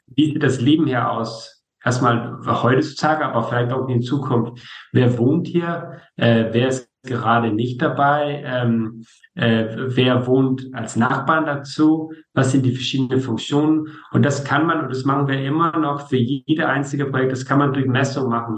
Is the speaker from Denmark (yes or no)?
yes; Denmark; muss man vielleicht als Däne sagen